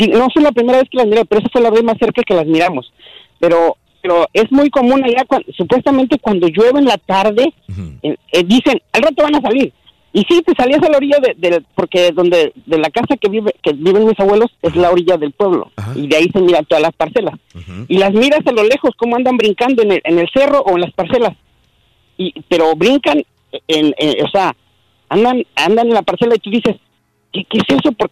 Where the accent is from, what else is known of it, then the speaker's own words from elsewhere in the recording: Toluca, State of Mexico, Mexico; also born or lived in Aguacaliente, Michoacán; yo nací ahí, pero crecí toda la vida en Toluca.